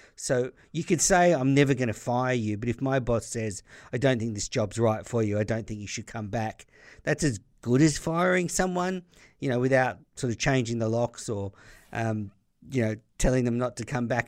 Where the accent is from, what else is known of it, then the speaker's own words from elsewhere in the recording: Australia; as an Australian listener